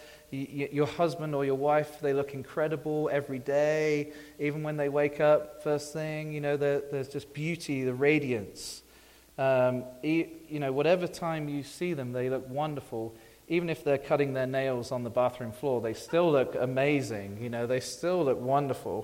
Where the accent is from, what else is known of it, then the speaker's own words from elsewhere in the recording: England, United Kingdom; moved away as an adult; I'm from England